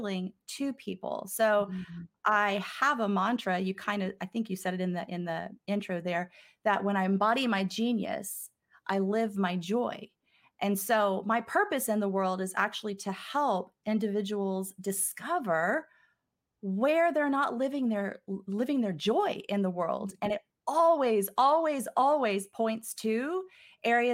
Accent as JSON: {"language": "English", "region": "Texas", "country": "United States", "moved": "yes", "lives_now": "Los Angeles, United States", "said": "I'm a Texas girl, but I'm calling in from California."}